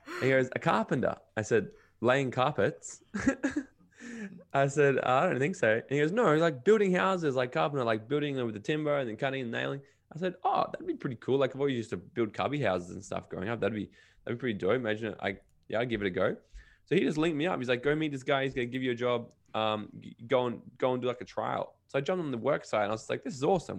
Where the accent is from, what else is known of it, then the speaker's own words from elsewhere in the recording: Brisbane and Gold Coast, Queensland, Australia; also born or lived in Los Angeles / Miami; I kinda grew up between Brisbane, Australia, and Gold Coast, Australia, where I am right now